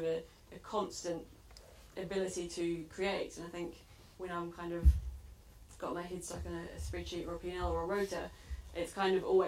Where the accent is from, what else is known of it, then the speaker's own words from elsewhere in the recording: New Zealand; now in United Kingdom; growing up in New Zealand, I saw where my food came from